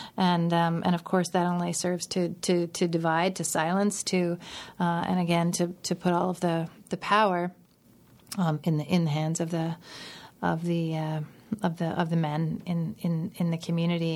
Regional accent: Steinbach, Manitoba, Canada; Steinbach, which is my, my hometown

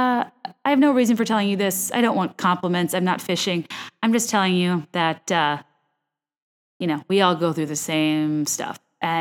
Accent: Virginia, United States; I'm basing my perfect recipes off of things I grew up eating in Virginia

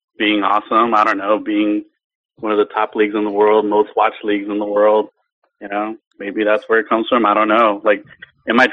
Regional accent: Mexico City, Mexico; moved away; I was born in Mexico City, lived there

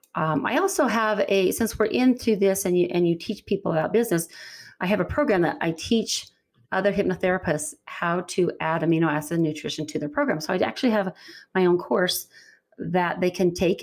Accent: Utah, United States; I'm from Utah

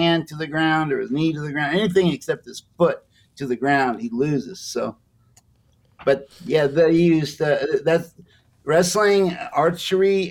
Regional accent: United States; I grew up in America

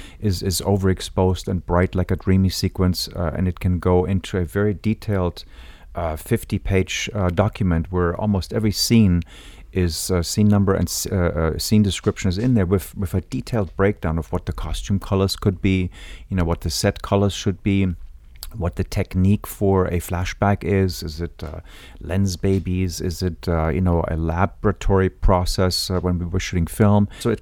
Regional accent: Munich, Bavaria, Germany; moved away; I grew up in Munich, Germany

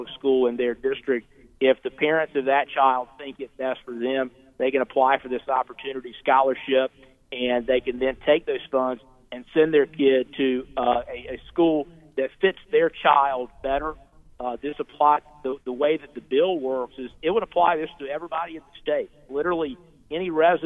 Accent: Caldwell County, North Carolina, United States; my hometown. I'm from here in Caldwell County

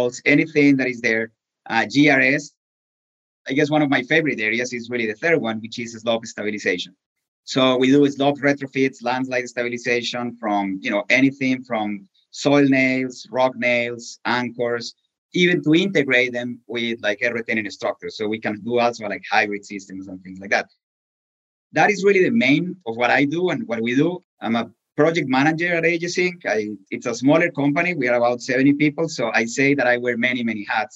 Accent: Colombia; English is a second language; moved away as an adult; now in Pittsburgh, United States; I was born in Colombia in a family that has always been associated with civil engineering

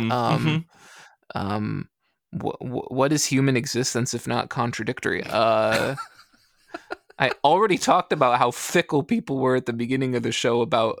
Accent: Canada; So I just appreciate it being Canadian. And on top of that, being, I think, quite French Canadian in that regard.

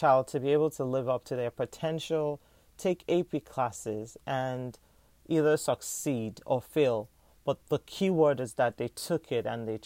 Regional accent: Nigeria; now in United States; as a Nigerian American

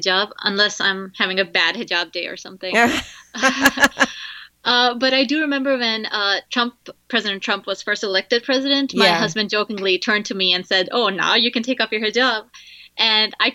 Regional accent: United Arab Emirates; now in United States; I was born in United Arab Emirates

